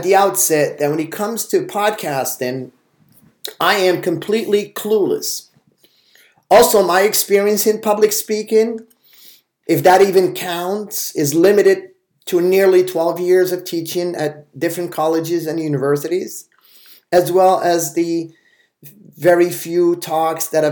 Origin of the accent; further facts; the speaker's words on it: Casablanca, Casablanca-Settat, Morocco; English is a second language; I grew up in the Maarif section of Casablanca, near Stade d'Honneur